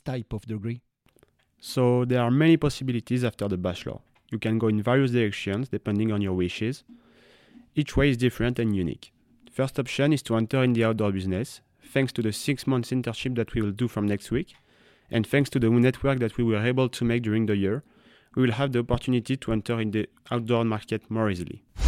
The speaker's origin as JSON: {"language": "English", "country": "France", "said": "I'm 21 and I'm from La Clusa."}